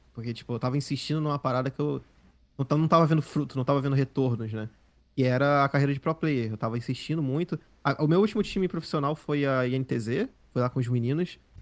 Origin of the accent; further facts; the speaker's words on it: Rio de Janeiro, Brazil; also born or lived in Southeast Brazil; eu sou do Rio, eu sou do Rio